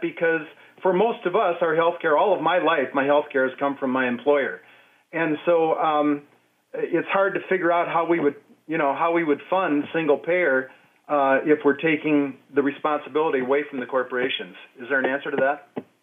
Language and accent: English; Michigan, United States; now in Minneapolis, United States; I grew up in Michigan and went to Michigan State